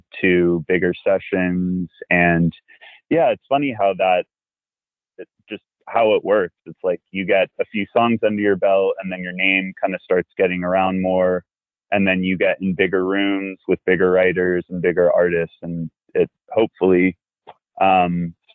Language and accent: English; Virginia, United States; moved away as an adult; now in Los Angeles, United States; We grew up together in Virginia